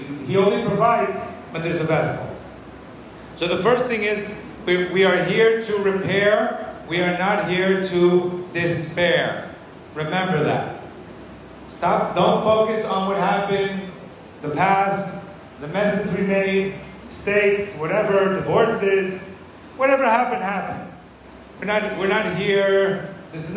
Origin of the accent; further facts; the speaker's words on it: Miami, Florida, United States; when I was 23, 24, growing up in Miami, completely lost